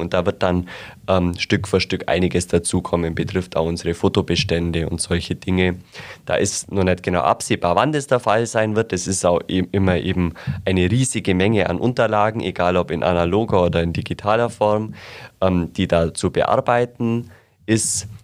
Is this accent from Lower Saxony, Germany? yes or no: no; Asbach-Bäumenheim, Bavaria, Germany; ich komme aus Aschbach-Bäumenheim bei Donauwörth, also ungefähr 35 Kilometer nördlich äh, von Augsburg